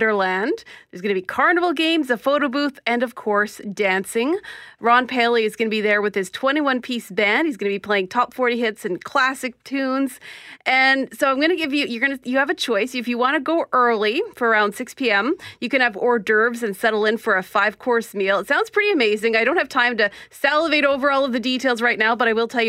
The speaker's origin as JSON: {"language": "English", "town": "Winnipeg", "region": "Manitoba", "country": "Canada", "tie": "born or raised there", "said": "my heart is in St. James. That's where I grew up and spent most of my life, actually."}